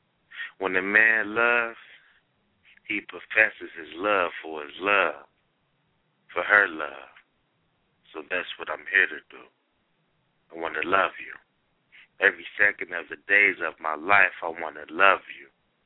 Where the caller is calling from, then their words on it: Cincinnati, Ohio, United States; Cincinnati, Ohio.